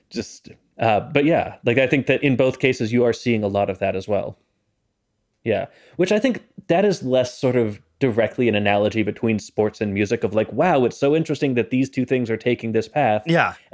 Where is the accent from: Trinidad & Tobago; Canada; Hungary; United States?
Canada; Look, I'm Canadian.